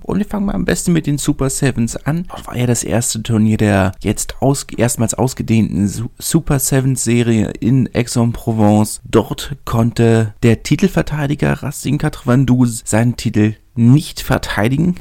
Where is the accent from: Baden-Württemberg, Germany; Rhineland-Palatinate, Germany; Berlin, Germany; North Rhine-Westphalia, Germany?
Berlin, Germany; als Berliner